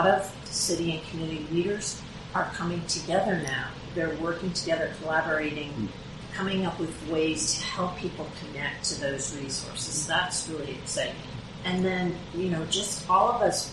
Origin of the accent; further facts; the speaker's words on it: Morgan Hill, California, United States; We're all from Morgan Hill, and we're very active in the community.